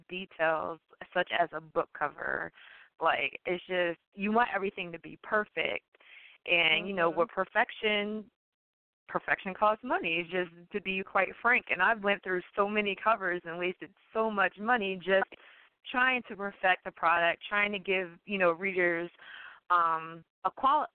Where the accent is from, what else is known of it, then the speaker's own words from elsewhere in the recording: Philadelphia, Pennsylvania, United States; my hometown of Philadelphia